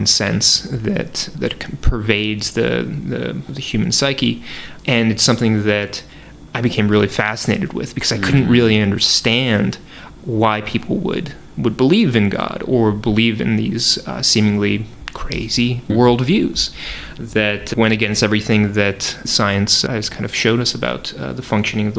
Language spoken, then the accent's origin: English; Northeast, United States; growing up in the Northeast